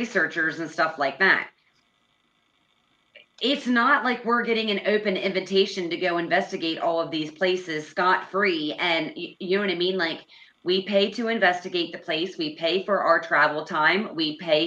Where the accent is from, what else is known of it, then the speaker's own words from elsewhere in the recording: Pennsylvania, United States; now in Indiana, United States; So we are both from Pennsylvania